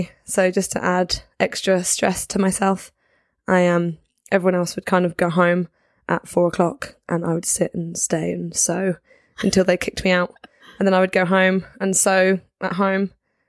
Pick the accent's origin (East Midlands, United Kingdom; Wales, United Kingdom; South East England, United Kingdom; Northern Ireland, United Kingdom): South East England, United Kingdom; Guildford; moved away as an adult; also born or lived in Bristol; I grew up in Guildford, which for anyone who doesn't know, is like halfway between London and the coast.